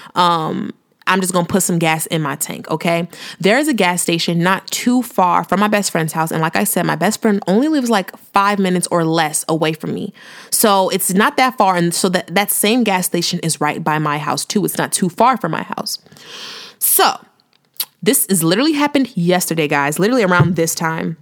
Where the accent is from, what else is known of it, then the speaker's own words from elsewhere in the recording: Chicago, Illinois, United States; moved away as an adult; also born or lived in Houston; I'm from the Chi, south suburbs of the Chi